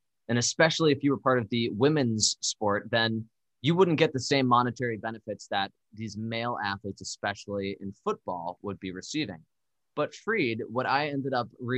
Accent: Darien, Connecticut, United States; my hometown of Darien, Connecticut

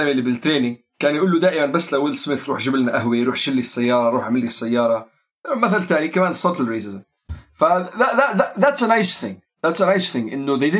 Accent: Syria; نحن كلياتنا سوري يعني مثل مثل الاوضاع والمشاكل والقصص اللي بتمر على كل خاصه المجتمعات اللي احنا قاعدين عايشين فيها

